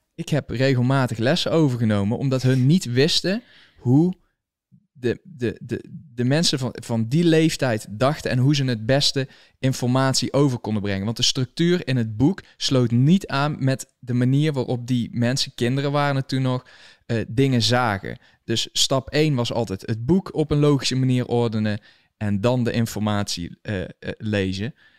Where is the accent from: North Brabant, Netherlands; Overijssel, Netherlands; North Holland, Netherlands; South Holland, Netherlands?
North Brabant, Netherlands; Valkenswaard; moved away as an adult; now in United States; ik kom uit Valkenswaard, o, o, origineel